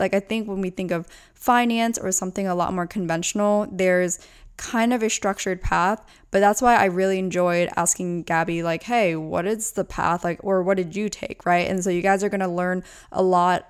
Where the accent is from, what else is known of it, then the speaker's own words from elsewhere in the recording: between Lancaster and Reading, Pennsylvania, United States; also born or lived in Orange County; now in Los Angeles, United States; I'm from between Lancaster and Reading